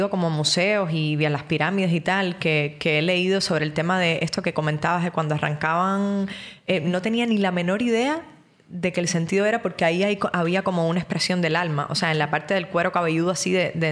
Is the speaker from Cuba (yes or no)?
yes; Cuba; moved away; Yo que vengo de Cuba